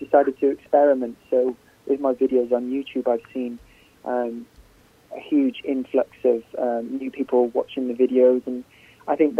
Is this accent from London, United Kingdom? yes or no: no; Cardiff, Wales, United Kingdom; my home town of Cardiff, which is in Wales